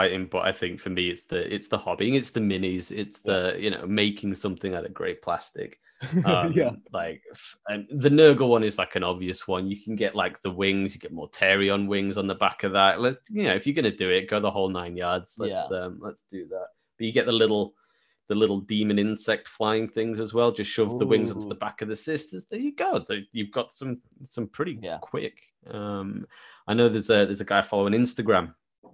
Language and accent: English; United Kingdom; I'm from the UK, obviously, by my accent.